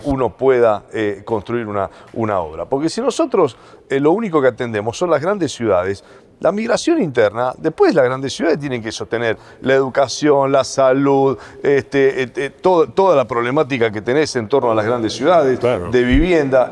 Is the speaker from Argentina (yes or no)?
yes; Santa Fe, Argentina; somos de Santa Fe